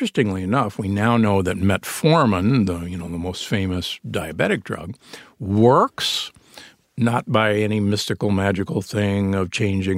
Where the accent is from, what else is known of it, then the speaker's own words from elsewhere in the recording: Omaha, Nebraska, United States; I grew up in Omaha, Nebraska, the beef state.